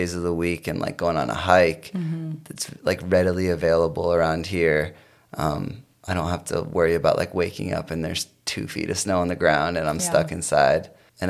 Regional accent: South Portland, Maine, United States; moved away as an adult; also born or lived in Chicago; now in Los Angeles, United States; I grew up in South Portland, Maine

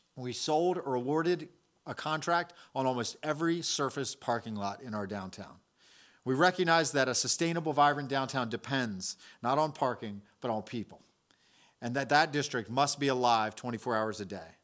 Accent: Salisbury, Maryland, United States; to be mayor of my hometown

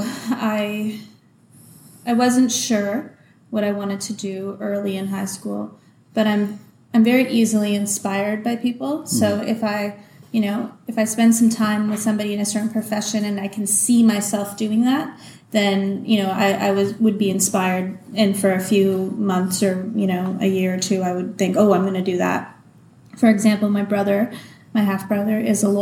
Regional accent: Toronto, Ontario, Canada; moved away as an adult; also born or lived in Kingston, Ontario; So I come from Toronto, Canada. Grew up in Toronto

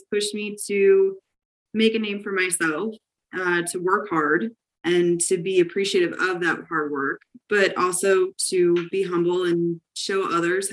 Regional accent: Scranton, Pennsylvania, United States; I am from Lackawanna County, which most people probably know Scranton, Pennsylvania, a little bit better

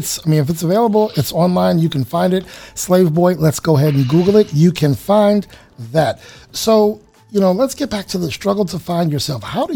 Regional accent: United States; us Americans

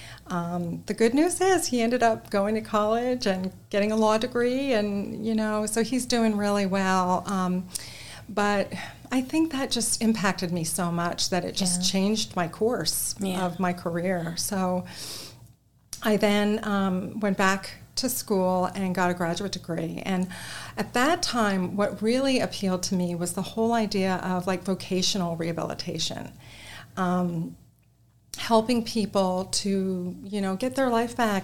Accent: New Jersey, United States; moved away as an adult; also born or lived in New York; now in Texas, United States; I'm originally from New Jersey.

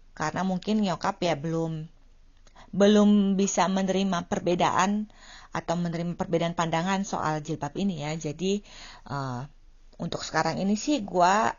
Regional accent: Indonesia; now in Finland; gue tinggalnya jauh dari Indonesia

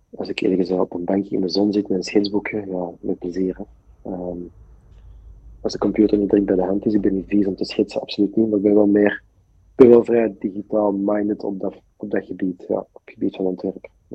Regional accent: Deurne, Flanders, Belgium; ik ben zelf van Deurne

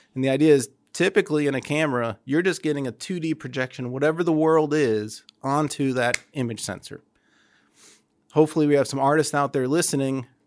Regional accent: Toledo, Ohio, United States; moved away; I grew up in Toledo

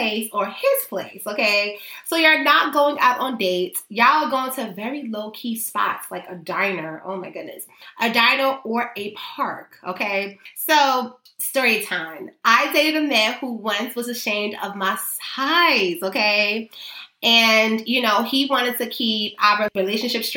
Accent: New York City, New York, United States

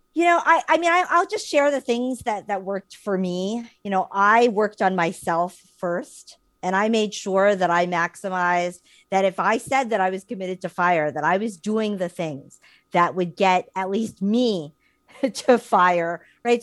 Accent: New York, United States; living and, and growing up in New York and having our careers in New York

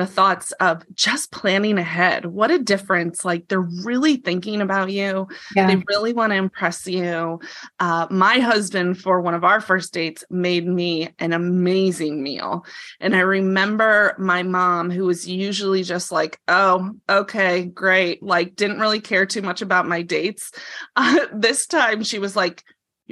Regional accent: Ohio, United States; my husband and I grew up in Ohio

